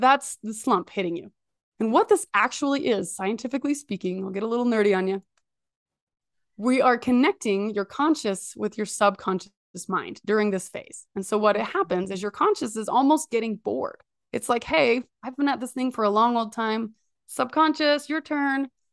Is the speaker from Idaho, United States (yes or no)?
yes; Idaho, United States; I'm from Idaho